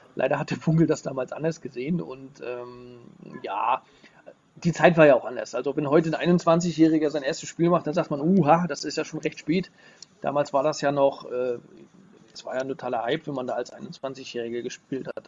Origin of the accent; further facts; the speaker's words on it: Rostock, Mecklenburg-Vorpommern, Germany; ich als Rostocker